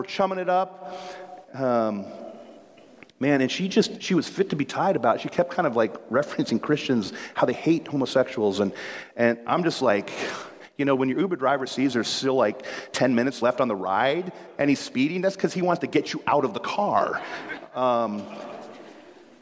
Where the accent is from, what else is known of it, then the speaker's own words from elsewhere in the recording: Chicago, Illinois, United States; now in Seattle, United States; I grew up in Chicago